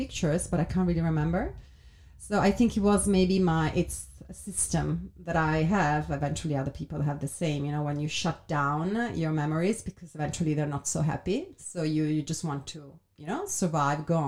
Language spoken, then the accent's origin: English; Italy; now in London, United Kingdom; being an entrepreneur in Italy